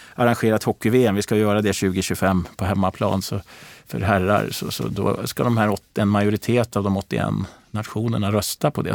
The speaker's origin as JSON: {"language": "Swedish", "town": "Gävle", "region": "Gävleborg County", "country": "Sweden", "tie": "born or raised there", "said": "jag växte upp i Gävle"}